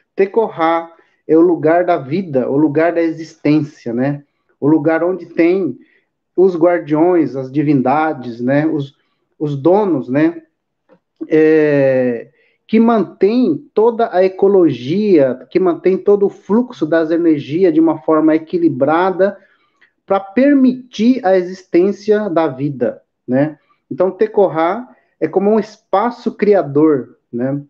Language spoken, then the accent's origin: Portuguese; Mato Grosso do Sul, Brazil; Indígena Guarani Kaiowaki do estado de Mato Grosso do Sul. É, resido na aldeia Teique, né? Onde nasci, né? e convivi muito com os mais velhos